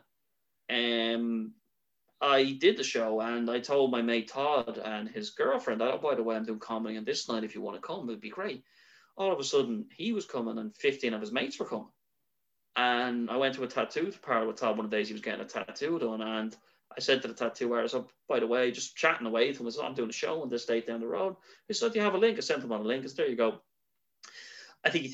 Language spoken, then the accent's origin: English; Ireland; as an Irish person